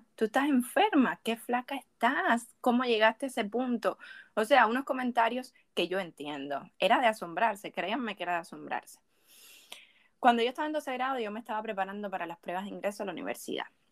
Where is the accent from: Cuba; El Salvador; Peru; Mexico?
Cuba; also born or lived in Havana, Cuba; Cuando yo estaba en mi pueblo, yo me sentía tan incómoda